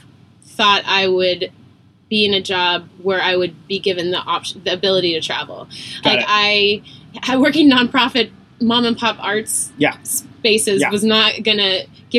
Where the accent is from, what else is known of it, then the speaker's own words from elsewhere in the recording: Austin, Texas, United States; also born or lived in Oregon / New York; now in San Francisco, United States; I grew up in Austin. A blue pimple on a red state.